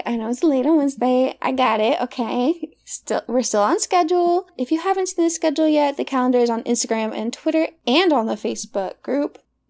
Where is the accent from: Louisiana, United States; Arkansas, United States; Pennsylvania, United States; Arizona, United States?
Arkansas, United States; Hot Springs; growing up in Hot Springs, Arkansas, as a mixed girl.